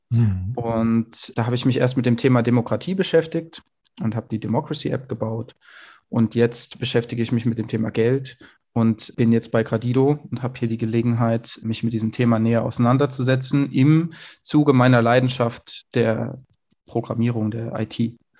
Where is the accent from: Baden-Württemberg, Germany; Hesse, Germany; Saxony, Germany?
Hesse, Germany; Hessian Bergstraße, south of Frankfurt; meiner Heimat südlich von Frankfurt an der hessischen Bergstraße